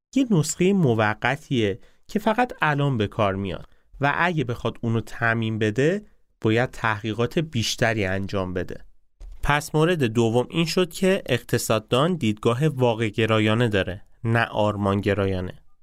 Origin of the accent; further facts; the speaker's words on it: Isfahan, Iran; با شهر خودم شروع کنم به اسمهانیا چی میگن